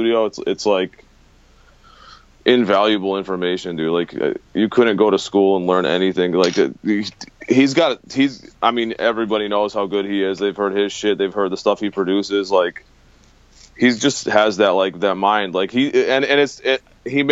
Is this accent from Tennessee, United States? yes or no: no; Western Massachusetts, United States; going to shows and stuff growing up in the Western Mass